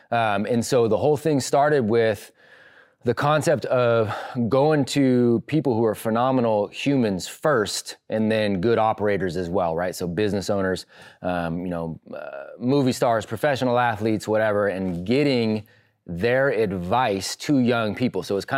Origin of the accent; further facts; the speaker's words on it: California, United States; but I grew up in California.